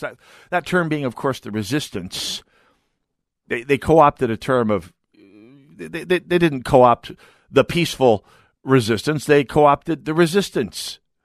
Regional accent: North Dakota, United States; now in Minnesota, United States; I'm, I'm from North Dakota

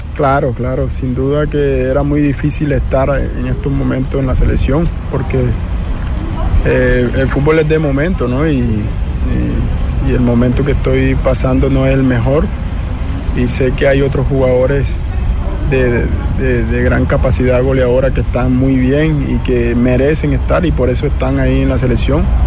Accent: Colombian Caribbean coast, Colombia; moved away as an adult; now in Brazil; Como costeño que soy.

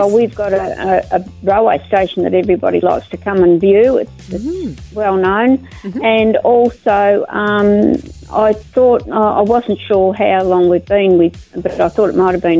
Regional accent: Maryborough, Australia; my hometown of Maryborough.

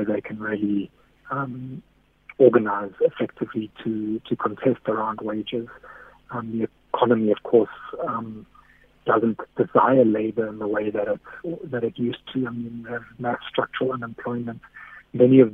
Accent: Durban, KwaZulu-Natal, South Africa; I grew up in Durban. I mean, I lived there and I grew up politically there.

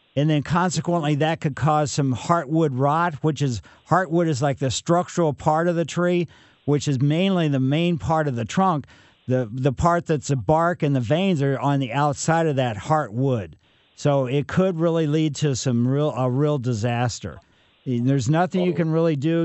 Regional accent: Ellisville, Missouri, United States; I grew up on Maple Lane in Ellisville

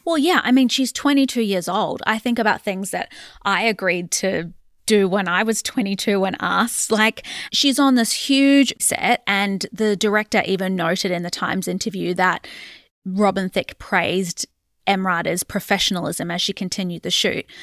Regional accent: Australia; us being the Australian public

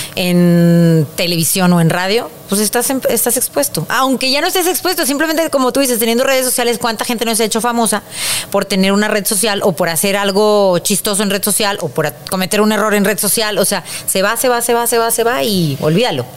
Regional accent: Mexico; así somos los mexicanos

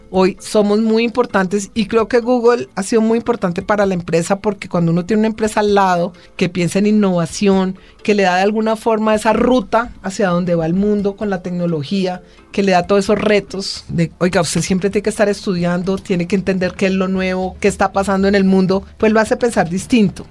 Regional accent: Cali, Valle del Cauca, Colombia; moved away as an adult; now in Bogotá, Colombia; vengo de Cali, yo soy caleña

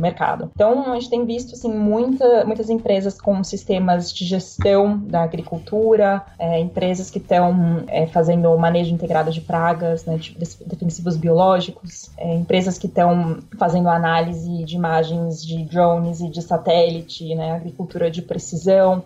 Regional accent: São Paulo, Brazil; also born or lived in Germany; Nasci aqui em São Paulo

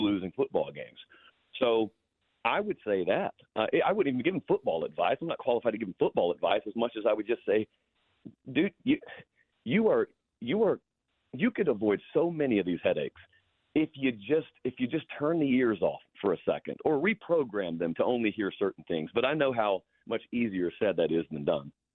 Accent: the South, United States; growing up in the South

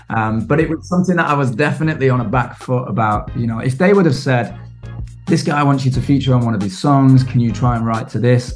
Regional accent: Manchester, North West England, United Kingdom; I grew up in Manchester, which is, you know, yeah. um, big industrial revolution kind of place

